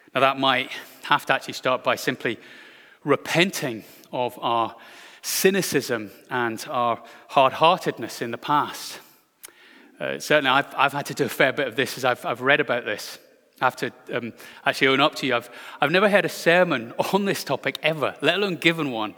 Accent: Glasgow, Scotland, United Kingdom; my hometown of Glasgow

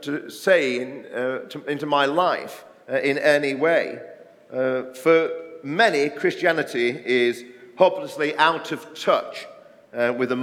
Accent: Barnsley, Yorkshire and the Humber, United Kingdom; moved away; I grew up in a mining village in South Yorkshire in Barnsley

